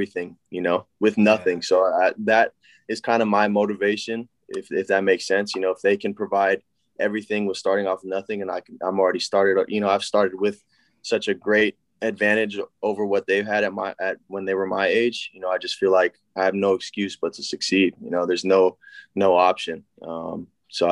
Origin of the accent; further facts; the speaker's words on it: United States; I grew up in America